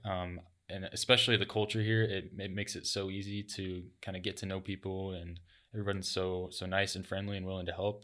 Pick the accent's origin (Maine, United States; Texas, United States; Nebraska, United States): Nebraska, United States; Lincoln; moved away as an adult; now in Sioux City, United States; I'm originally from Lincoln, from a small town, and so moving up here to Sioux City was a little different.